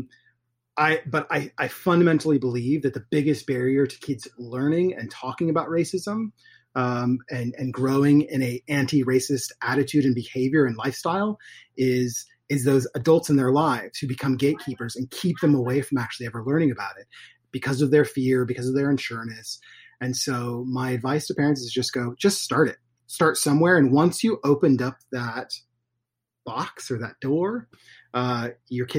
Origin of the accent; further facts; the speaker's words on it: Portland, Oregon, United States; I was born in Portland, Oregon